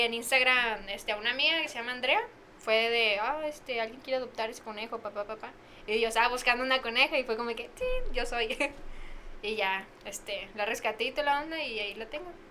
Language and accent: Spanish; Tepic, Nayarit, Mexico; pues de Tepi